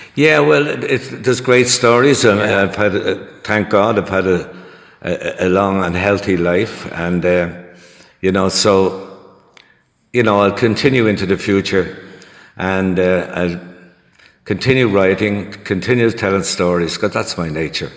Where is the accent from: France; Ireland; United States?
Ireland; Dublin, Leinster; I was born in Dublin in the centre of the city. There, we lived there in a one-room flat for um, seven years, and uh, we eventually got moved out to um, the suburbs uh, a place called Inchicore Bluebell.